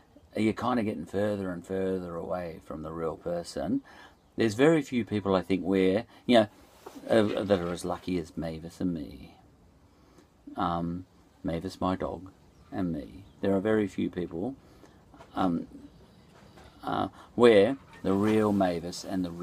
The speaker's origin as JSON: {"language": "English", "country": "Australia", "said": "I'm an Australian"}